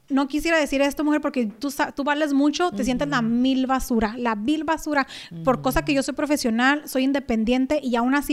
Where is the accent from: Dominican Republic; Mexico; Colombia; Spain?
Mexico; conociéndonos de pequeño, vecinos allá en México y luego ya toda una vida juntos